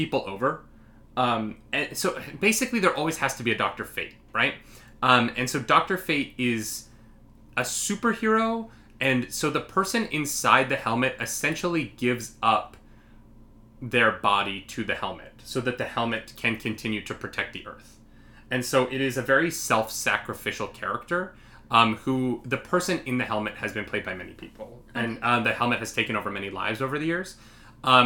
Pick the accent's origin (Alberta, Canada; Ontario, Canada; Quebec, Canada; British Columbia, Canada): Alberta, Canada; Calgary; We are both from Alberta